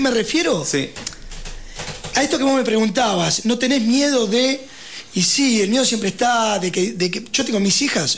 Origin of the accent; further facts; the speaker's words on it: Lanús, Buenos Aires Province, Argentina; now in San Martín de los Andes, Argentina; soy de zona sur del Gran Buenos Aires de Lanús